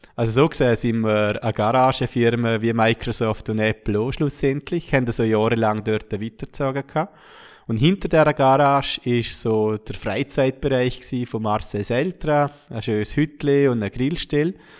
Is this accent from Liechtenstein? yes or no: yes; Schaan, Liechtenstein; wir sind kein Jahr danach auf Schaan gezogen, meine Heimatgemeinde